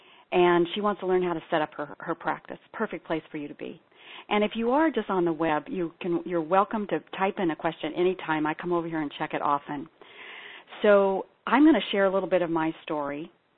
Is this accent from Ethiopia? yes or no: yes; Ethiopia; I'm a daughter and granddaughter of evangelical Christian missionaries. So I was born and raised in Ethiopia.